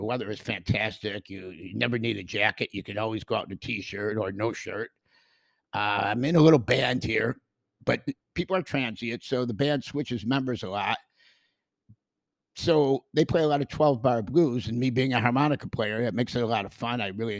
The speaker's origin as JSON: {"language": "English", "region": "Western New York", "country": "United States", "moved": "as an adult", "said": "I'm from Western New York, and we have a fantastic sense of community there, too."}